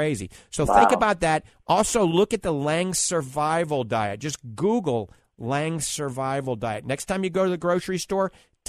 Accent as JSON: {"language": "English", "town": "New Orleans", "region": "Louisiana", "country": "United States", "accent": "New Orleans", "said": "I guarantee, that's my New Orleans accent, you're going to be doing better, I promise you."}